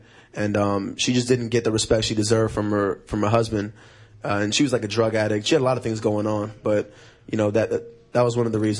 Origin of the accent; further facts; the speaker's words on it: Santa Monica, California, United States; I was raised in Venice and Santa Monica.